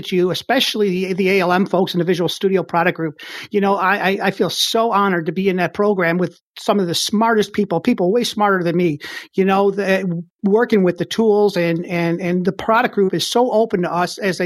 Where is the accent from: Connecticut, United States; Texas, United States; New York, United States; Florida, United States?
New York, United States; Buffalo; I was born in Buffalo.